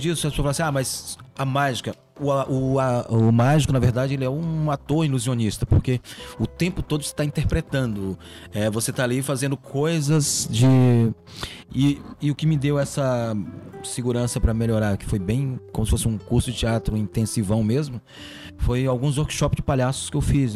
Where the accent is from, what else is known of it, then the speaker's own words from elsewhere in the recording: Catunda, Ceará, Brazil; moved away; quando eu tinha mais ou menos uns 8 anos de idade, lá no Ceará, uma cidade muito pequena, eu sou do Ceará, chamado, uma cidade chamada Catunda, é a minha cidade.